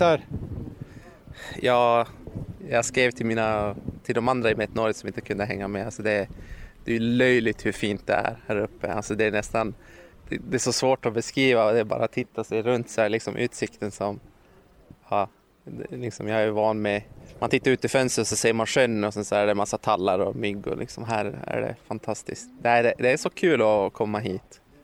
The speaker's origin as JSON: {"language": "Swedish", "town": "Luleå", "region": "Norrbotten County", "country": "Sweden", "tie": "born or raised there", "said": "Jag kommer från Luleå"}